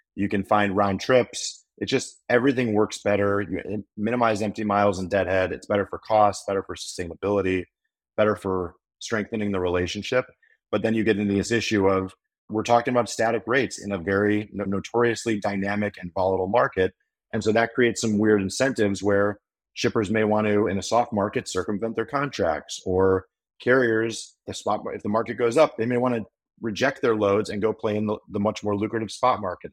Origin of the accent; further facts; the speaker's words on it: Chicago, Illinois, United States; moved away as an adult; also born or lived in Oxford, Ohio; now in Nashville, United States; I, I grew up in the Chicago suburbs